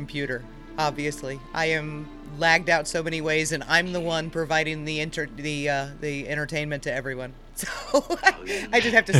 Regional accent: Midwest, United States

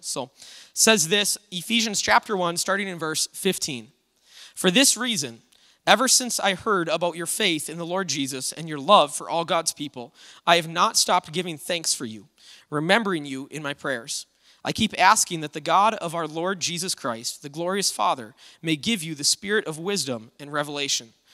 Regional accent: United States; this freedom that we have as Americans in our country.

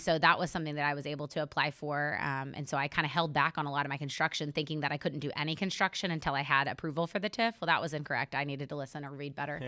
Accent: Helena, Oklahoma, United States; also born or lived in Stillwater, Oklahoma; I grew up in Northwest Oklahoma in a small town called Helena, not to be confused with Helena, Montana

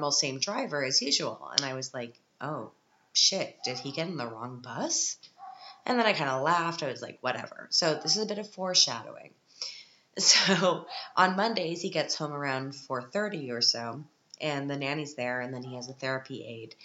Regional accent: Canada; now in Europe; as a Canadian living in Europe

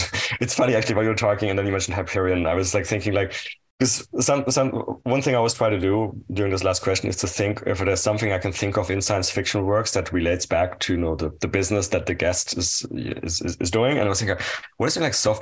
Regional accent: near Strasbourg, Grand Est, France; I grew up near Strasbourg

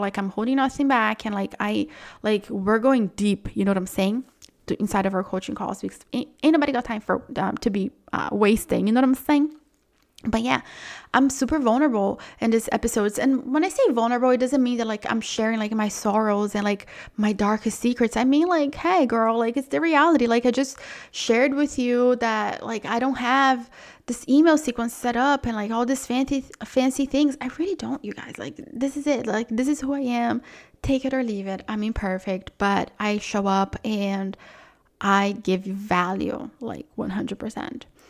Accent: Brazil; moved away; I'm from Brazil

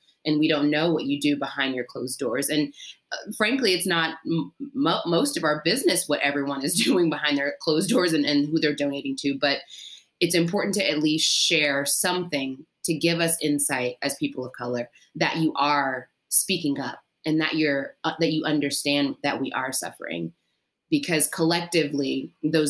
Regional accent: Maryland, United States; moved away as an adult; also born or lived in Mississippi / Memphis, Tennessee; now in New York, United States; I grew up in Maryland in a predominantly white neighborhood and went to predominantly white schools

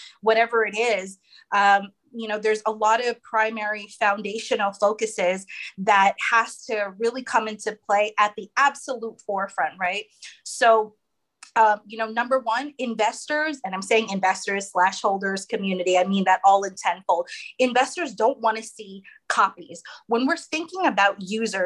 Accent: United States; I'm American

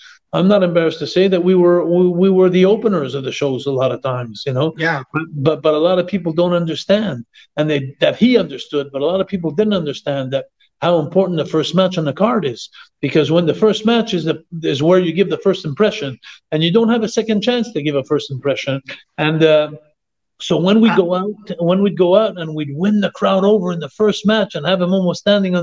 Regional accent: Quebec, Canada; I was the Quebec legend

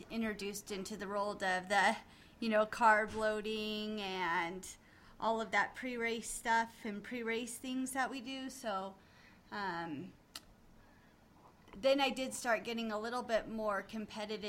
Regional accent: Reno, Nevada, United States; I've been born and raised in Reno, Nevada. We're still here.

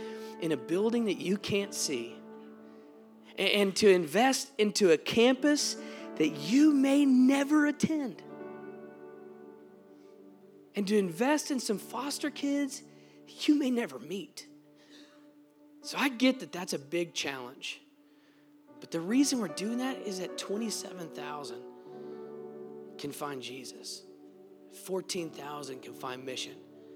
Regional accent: Texas, United States; moved away; I'm from Texas

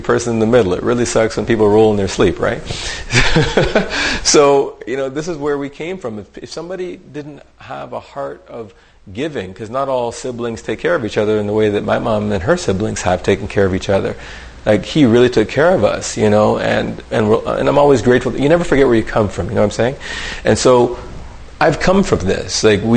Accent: Vancouver, British Columbia, Canada; also born or lived in Ottawa; I was born in Ottawa, and then, you know, my mom, when she was finishing up her degree, I had to go live for a year, or about almost 2 years, with my grandmother. When my mom finished up her degree, she came for me, and then we ended up moving over to Vancouver.

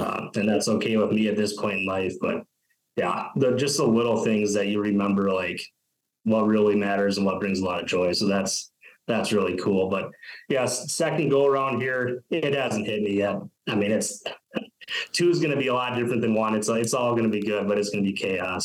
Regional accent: Fairmont, Minnesota, United States; now in North Dakota, United States; growing up in Fairmont, that's like commuting to Mankato every day

